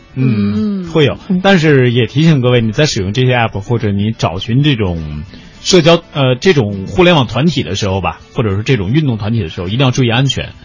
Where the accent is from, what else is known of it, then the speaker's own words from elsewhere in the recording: Northeast China, China; now in Beijing, China; 我刚到北京的时候，我说人家说我是从东北到这儿来的